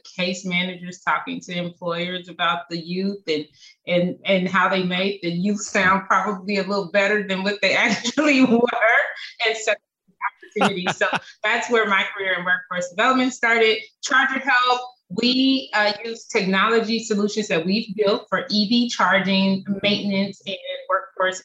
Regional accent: Compton, California, United States; I'm born and raised in Compton, California.

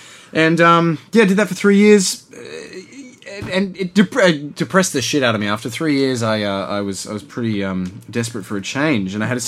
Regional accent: Blue Mountains, New South Wales, Australia; moved away; Yeah, I grew up in the Blue Mountains, which is sort of the Ulu of Sydney in a way.

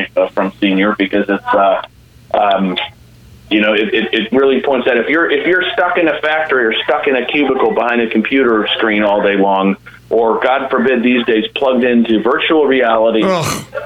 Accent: United States; our predicament as American Catholics. You know, I mean, we're Catholics first, like we have to be, Americans second

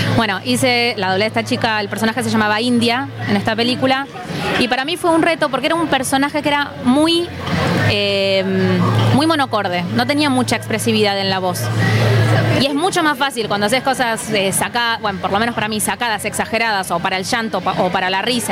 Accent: Buenos Aires, Argentina; nosotros como porteños

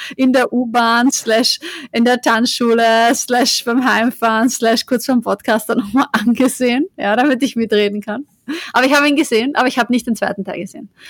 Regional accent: Austria; now in Vienna, Austria; ich bin ja auch nicht in Wien aufgewachsen, aber jetzt auch nicht im kompletten Land

